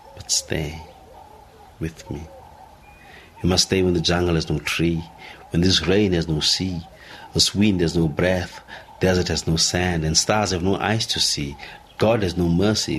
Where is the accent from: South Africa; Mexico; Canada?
South Africa; being South African